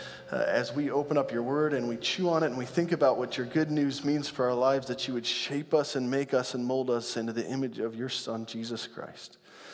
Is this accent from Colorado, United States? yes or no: yes; Grand Junction, Colorado, United States; moved away; I go home back to my hometown of Grand Junction, Colorado